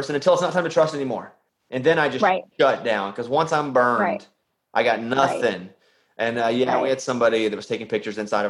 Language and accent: English; Arkansas, United States; I'm from Arkansas